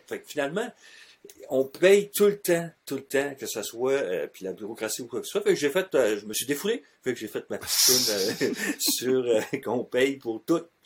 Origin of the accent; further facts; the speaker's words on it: Quebec, Canada; on est du Québec